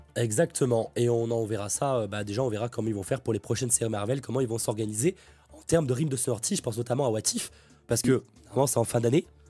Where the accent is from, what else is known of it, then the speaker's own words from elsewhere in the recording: France; en tant que Français